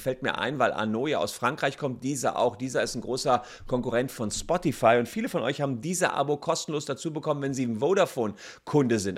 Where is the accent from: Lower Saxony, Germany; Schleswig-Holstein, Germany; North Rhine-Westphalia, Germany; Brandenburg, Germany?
North Rhine-Westphalia, Germany; Cologne; als Kölner